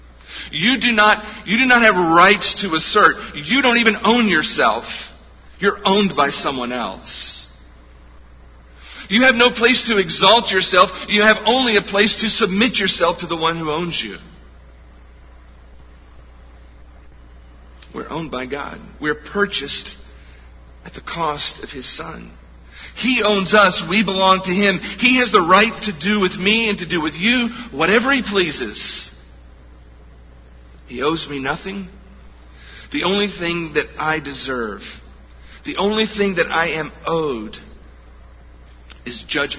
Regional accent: United States; We as Americans

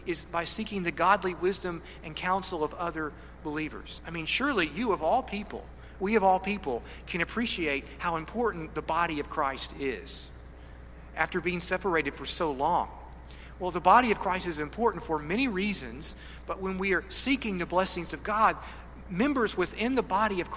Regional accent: Kentucky, United States; I'm a hillbilly from Kentucky

